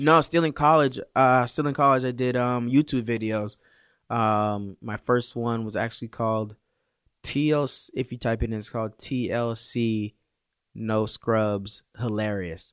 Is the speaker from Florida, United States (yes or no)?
yes; West Palm Beach, Florida, United States; also born or lived in Canada; I'm from Florida, West Palm Beach. Um, I was born in Canada. raising the mean streets of Palm Beach